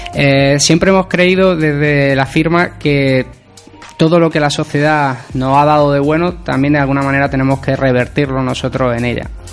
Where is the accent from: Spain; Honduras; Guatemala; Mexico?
Spain; Granada, Andalusia; Como granadinos deberíamos